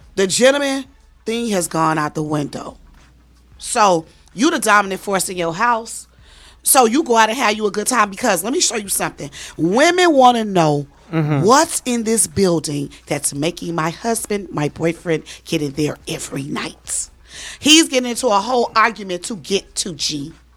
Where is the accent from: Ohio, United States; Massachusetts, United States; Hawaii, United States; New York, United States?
New York, United States; now in Atlanta, United States; I'm calling from Atlanta, but I'm from New York